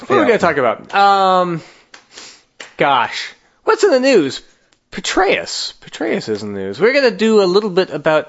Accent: New Jersey, United States; I'm from New Jersey.

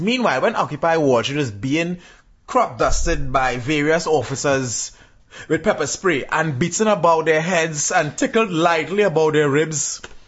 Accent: Trinidad & Tobago; I'm a Trinidadian

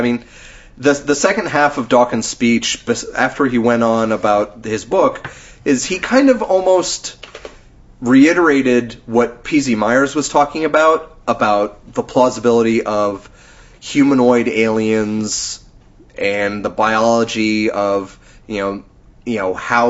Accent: United Kingdom; I'm British, and I'm talking to you in a very calming

